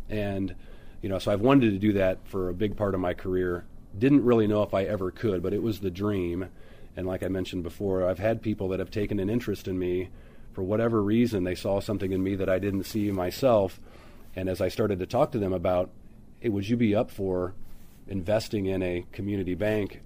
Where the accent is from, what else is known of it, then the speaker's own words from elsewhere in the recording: Quincy, Illinois, United States; moved away as an adult; now in St. Louis, United States; born and raised in Quincy, Illinois, a couple of hours uh, north of St. Louis